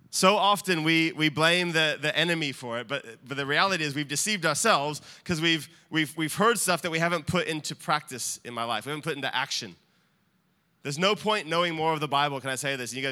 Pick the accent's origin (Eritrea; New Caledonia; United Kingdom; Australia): Australia; now in United States; I'm not American. I might sound it, and we joke about my accent. I'm Australian.